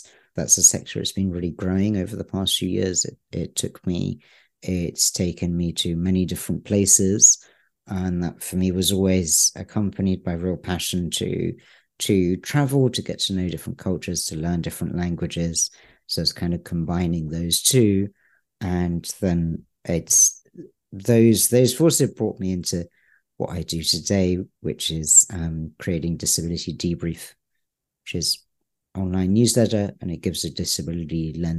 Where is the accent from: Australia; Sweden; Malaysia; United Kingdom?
United Kingdom; I'm British. That doesn't come across. I was born in the UK.